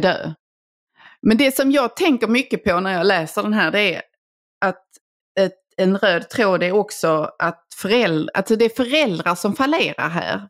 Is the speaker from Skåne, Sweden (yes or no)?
yes; Helsingborg, Skåne, Sweden; moved away; min eh, gamla hemstad, eller det jag räknar som min hemstad, Helsingborg. Mm. Eh, där jag ju gick i skolan i sex år